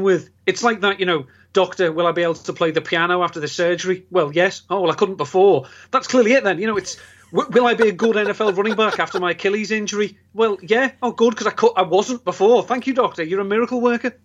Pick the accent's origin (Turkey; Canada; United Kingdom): United Kingdom; England; being English